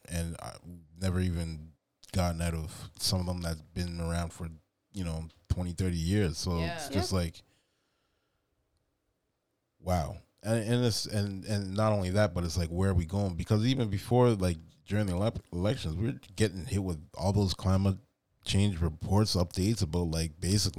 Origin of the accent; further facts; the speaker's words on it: Canada; born and raised in Canada